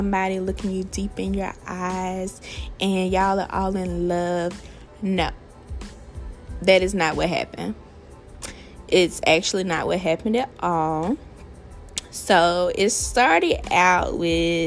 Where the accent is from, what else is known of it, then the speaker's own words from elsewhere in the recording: Alabama, United States; I'm from Alabama.